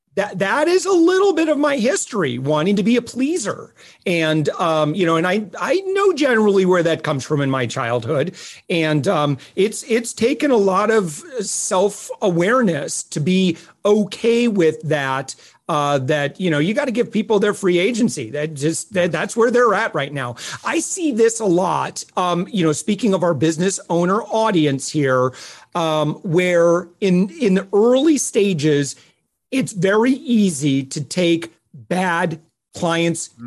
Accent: Midwest, United States; I'm from the Midwest and, you know, very, you know, working poor kind of culture.

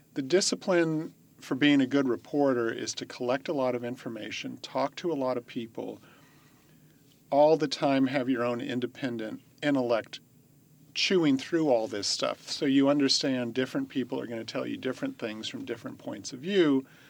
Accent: Walnut Creek, California, United States; I grew up in Walnut Creek

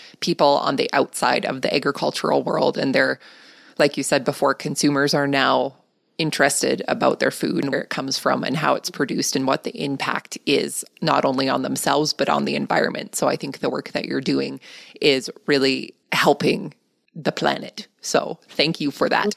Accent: Canada; accent: Canadian; my Canadian accent

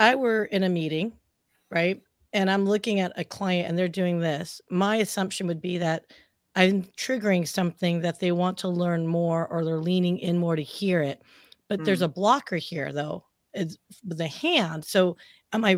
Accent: United States; I was born in the United States

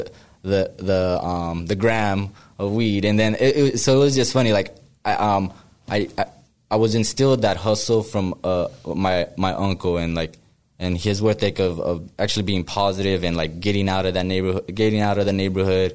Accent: Riverside, California, United States; moved away as an adult; now in Sacramento, United States; I'm from, you know, Riverside. I'm from Southern California. I basically grew up around all the, you know, the Southern Hispanic kind of culture

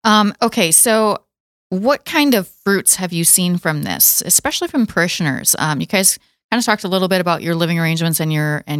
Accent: Watertown, United States; I grew up in Watertown

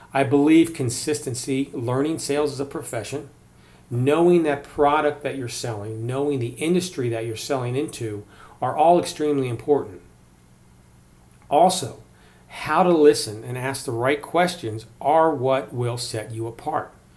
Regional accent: Maryland, United States; now in Colorado, United States; I grew up in Maryland

